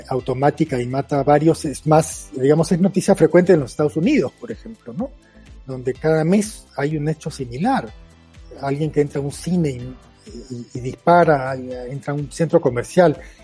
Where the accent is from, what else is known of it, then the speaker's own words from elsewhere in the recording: Peru; first language Spanish; moved away as an adult; ahora en el Perú vivo este, a pocas cuadras del colegio en donde estudié, en el Perú